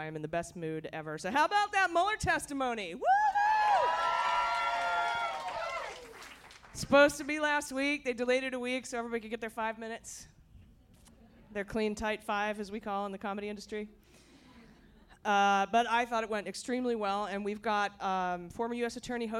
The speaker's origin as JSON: {"language": "English", "town": "Akron", "region": "Ohio", "country": "United States", "said": "I'm from the Midwest. I'm from Akron, Ohio."}